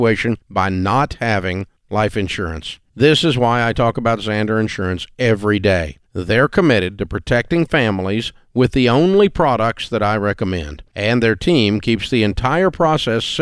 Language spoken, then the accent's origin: English; Nashville, Tennessee, United States; I grew up in Nashville my whole life